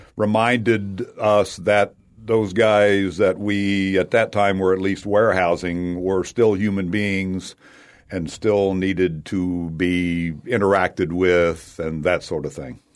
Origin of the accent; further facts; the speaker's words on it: United States; also born or lived in West Kentucky / Tennessee; a musical background was basically growing up in Tennessee and Kentucky